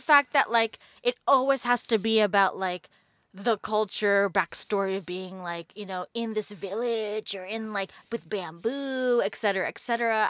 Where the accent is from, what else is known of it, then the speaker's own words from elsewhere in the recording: New York City, New York, United States; I grew up in New York City